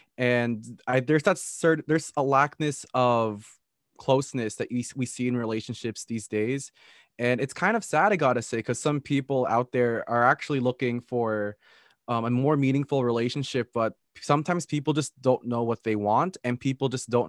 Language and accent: English; Philippines; I'm Filipino, so I've always made comparisons between these two cultures.